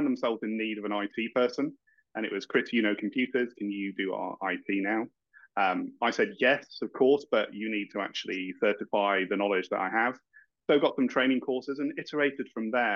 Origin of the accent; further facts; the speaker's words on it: Yorkshire and the Humber, United Kingdom; accent: broad Yorkshire; now in Kent, United Kingdom; I'm out in deepest, darkest Kent, but I originally hail from Yorkshire, as you can tell from my very broad accent